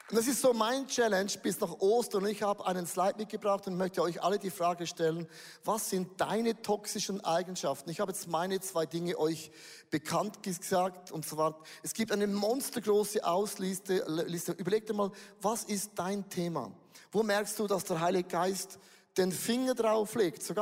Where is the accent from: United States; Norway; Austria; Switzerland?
Switzerland; zu das bin ich zu wenig gut, auch als ein Schweizer.